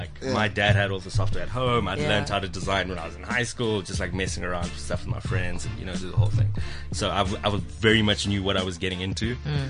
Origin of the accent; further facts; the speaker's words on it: South Africa; because we're South African.